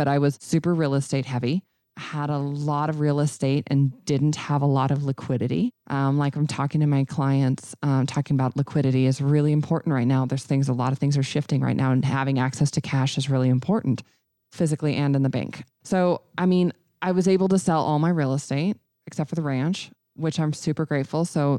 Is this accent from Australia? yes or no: no; Red Lodge, Montana, United States; And so we're doing a grand opening of a little bitty tiny office in Red Lodge. So